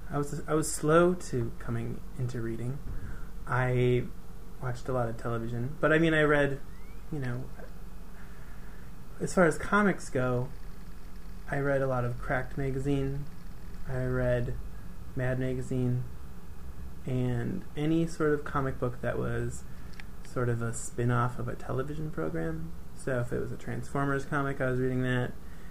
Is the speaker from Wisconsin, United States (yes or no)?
yes; Green Bay, Wisconsin, United States; moved away as an adult; also born or lived in Milwaukee, Wisconsin; I'm from Green Bay